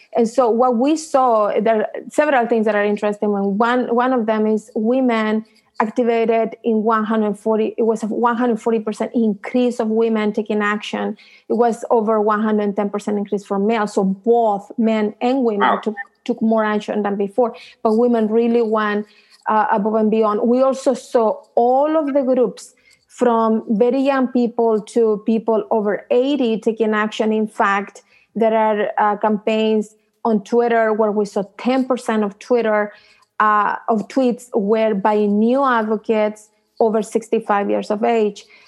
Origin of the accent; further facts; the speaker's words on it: Chile; now in United States; I came from Chile